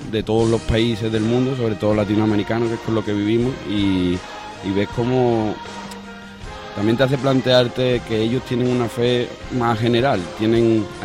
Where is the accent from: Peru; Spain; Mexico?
Spain; Seville, Andalusia; soy de Sevilla y tengo 25 años.